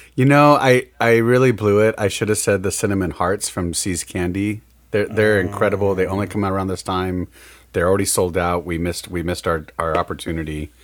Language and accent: English; Midwest, United States; we're from the Midwest